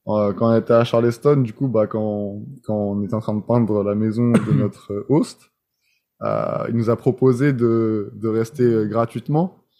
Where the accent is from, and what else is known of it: France; first language French; moved away as an adult; now in United States